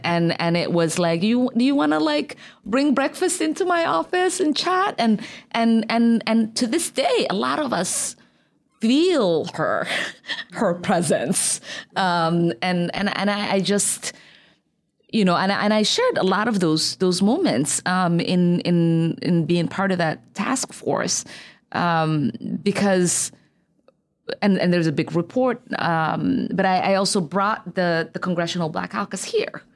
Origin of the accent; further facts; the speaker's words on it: Minneapolis, Minnesota, United States; also born or lived in Somalia; growing up in Cedar back then